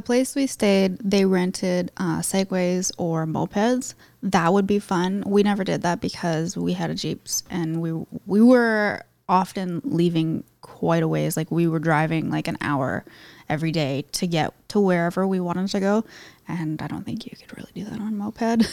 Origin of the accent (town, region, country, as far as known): Canada